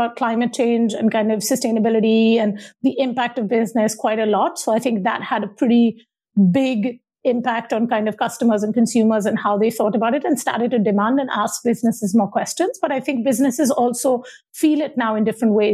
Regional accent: Mumbai, Maharashtra, India; moved away; I am originally from Bombay, now Mumbai in India, and grew up in kind of Bombay in the 80s and 90s.

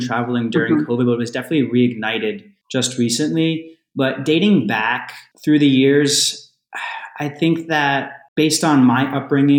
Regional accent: New Jersey, United States; also born or lived in New York; New Jersey where I'm from, but New York where I lived for many years

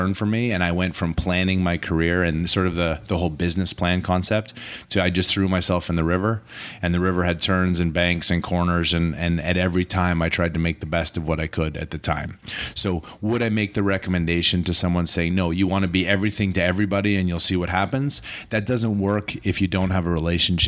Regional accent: Calgary, Alberta, Canada; also born or lived in New York, United States; He left and went to Calgary, and I was three. I grew up in Calgary, went to school in Calgary

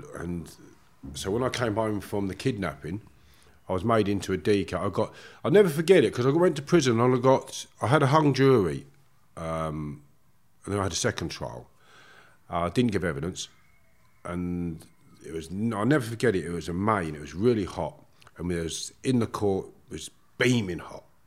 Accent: Harefield, London, United Kingdom; I grew up in Harefield, Middlesex, beautiful village

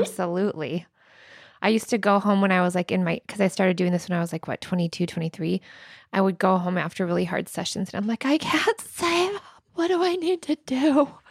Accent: Indiana, United States; moved away; I'm from Indiana

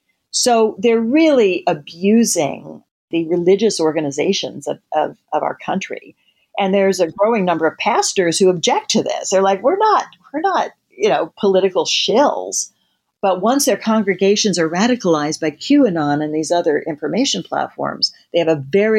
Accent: Midwest, United States; You know, you and I grew up in the Midwest

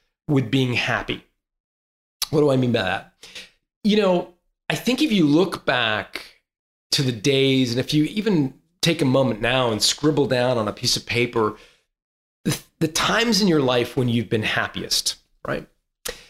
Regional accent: Toronto, Ontario, Canada; moved away as an adult; also born or lived in Santa Cruz, California; I grew up in Toronto, where it's cold 4 months of the year

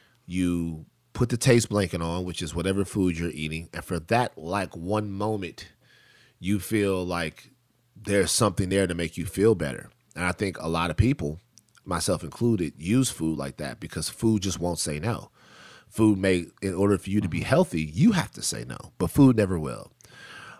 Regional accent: Baton Rouge, Louisiana, United States; moved away; I'm growing up in South Baton Rouge where I'm from

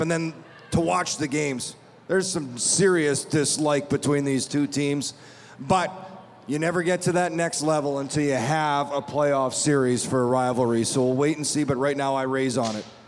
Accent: Manitoba, Canada; now in Las Vegas, United States; I'm from Manitoba

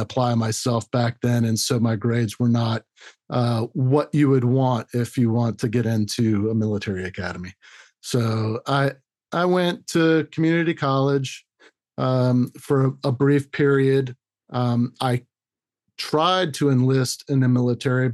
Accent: Orlando, Florida, United States; I was born and raised in Orlando

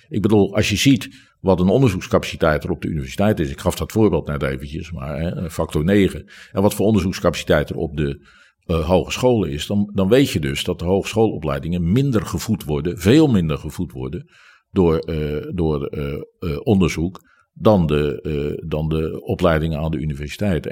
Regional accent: Rotterdam, South Holland, Netherlands; ik ben Rotterdammer.

